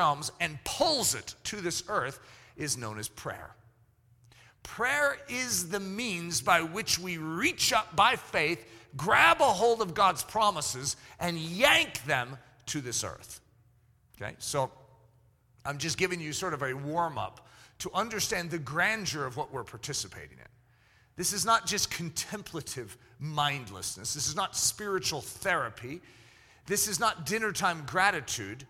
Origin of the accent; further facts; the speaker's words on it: United States; I grew up in America, and my parents taught me etiquette